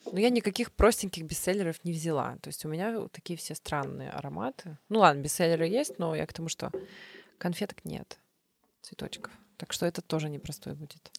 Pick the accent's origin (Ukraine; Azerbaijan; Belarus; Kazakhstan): Belarus; Вообще я белоруска, отец у меня украинец, а бабушка немка